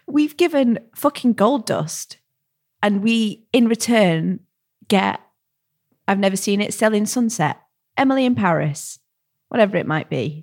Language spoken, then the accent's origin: English; United Kingdom; as a British